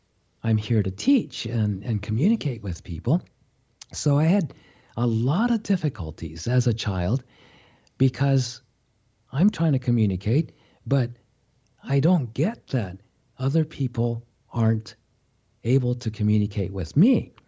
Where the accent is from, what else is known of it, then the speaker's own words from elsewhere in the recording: Japan; born there; I was born in Japan. My mother is Japanese. My father's was a Japanese-American. So he was born in California